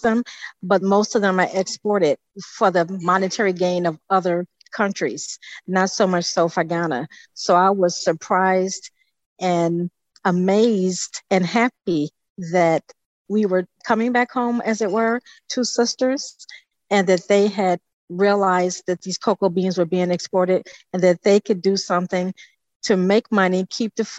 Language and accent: English; Arlington Heights, Illinois, United States; I'm from Arlington Heights, Illinois